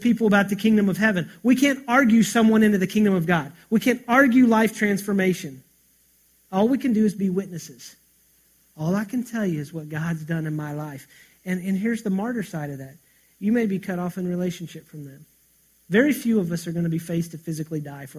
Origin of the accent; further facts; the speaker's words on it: United States; us as Americans, as American Christians